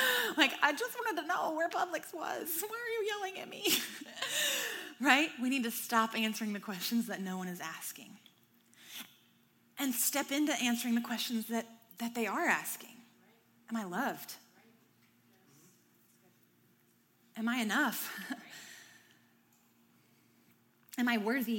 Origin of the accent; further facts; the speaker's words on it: the South, United States; I'm from the South.